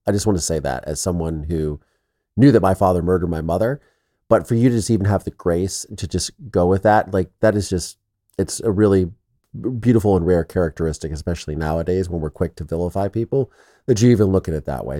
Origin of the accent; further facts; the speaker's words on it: Midwest, United States; I'm from the Midwest